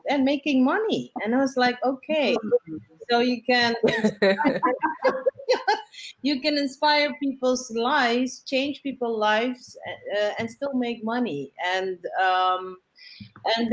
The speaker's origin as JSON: {"language": "English", "country": "Suriname", "tie": "born or raised there", "moved": "as an adult", "lives_now": "Amsterdam, Netherlands", "said": "I was born in Amsterdam, but my parents went back to Suriname because they said it, for them it was important to raise their children there. And then I came back to study"}